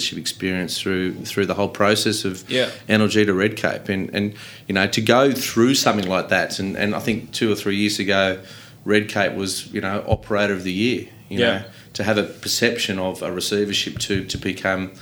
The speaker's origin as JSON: {"language": "English", "town": "Collaroy", "region": "New South Wales", "country": "Australia", "tie": "born or raised there", "said": "I grew up in Collaroy, so I know the old surf rock very well"}